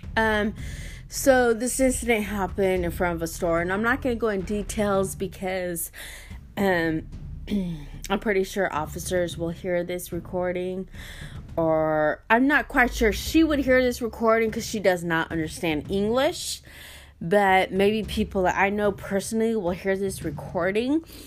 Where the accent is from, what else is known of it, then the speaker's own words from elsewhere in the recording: United States; I was born here in the United States of America